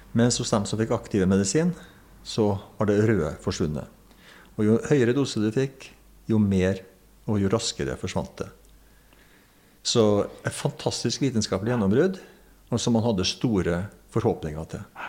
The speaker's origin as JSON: {"language": "Norwegian", "region": "Trøndelag", "country": "Norway", "moved": "yes", "lives_now": "Lillehammer, Norway", "said": "jeg er en trønder som bor på Lillehammer, der vi er nå"}